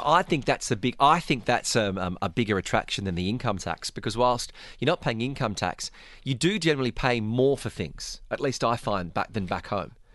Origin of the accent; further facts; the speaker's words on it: Australia; I'm Australian